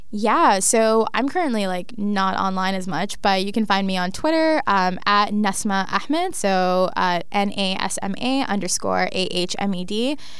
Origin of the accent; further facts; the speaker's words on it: Toronto, Ontario, Canada; I was raised in Scarborough